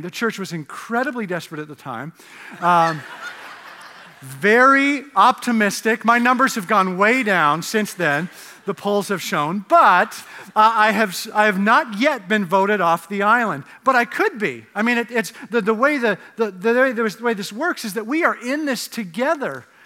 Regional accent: Canada; moved away; I grew up in Canada where, uh, the drinking age was eighteen

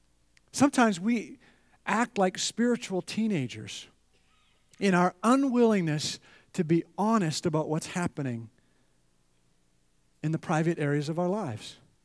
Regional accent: Edmonton, Alberta, Canada; So, grew up in Canada, and in Edmonton, they had ski hills right in the city, and I would take the bus with all my ski equipment, and I would ski about 5 days a week.

